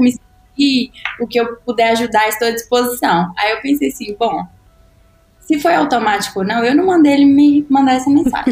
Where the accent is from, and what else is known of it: Brazil; born or raised there; also born or lived in United States